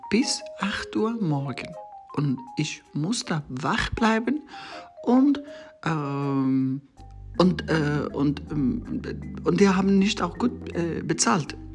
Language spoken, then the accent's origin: German; Afghanistan; German is a second language; zuerst ich muss sagen, äh, ich komme ur ursprünglich aus Afghanistan. Ähm, ich habe äh, in Afghanistan als äh, Journalist äh, ähm, in verschiedenen Medien gearbeitet.